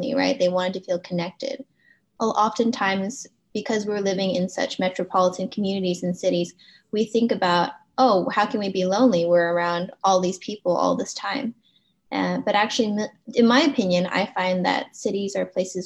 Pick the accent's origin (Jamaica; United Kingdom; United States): United States; Los Angeles, California; having an Asian American heritage and growing up in Los Angeles